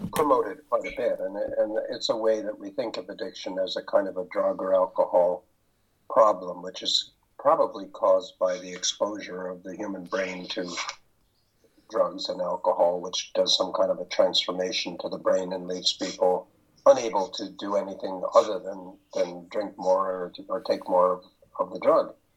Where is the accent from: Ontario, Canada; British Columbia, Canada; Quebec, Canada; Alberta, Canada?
British Columbia, Canada; Pender Island; I am from Pender Island, British Columbia, and in Canada